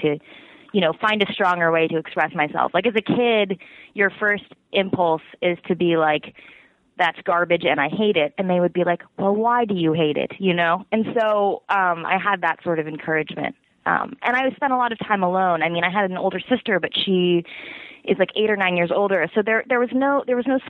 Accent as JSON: {"language": "English", "town": "Petaluma", "region": "California", "country": "United States", "tie": "born or raised there", "also_born_or_lived": "San Francisco", "moved": "as an adult", "lives_now": "New York City, United States", "said": "I'm from Petaluma, which is about 45 minutes north of San Francisco. So I kind of, you know, bounced around from, like, my hometown to then, like, college"}